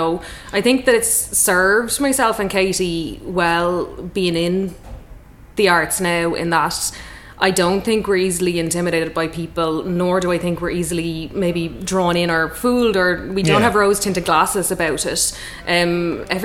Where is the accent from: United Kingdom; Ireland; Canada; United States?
Ireland; Waterford, Munster; growing up in Waterford, when our dad was general manager of Red Kettle